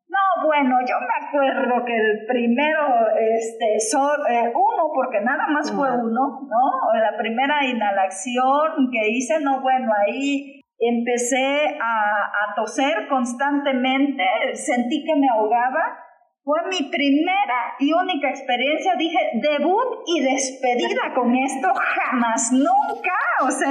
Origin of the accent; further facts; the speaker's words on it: Tecpan de Galeana, Guerrero, Mexico; yo soy de la Costa Grande, de Tecpan de Galeana, orgullosamente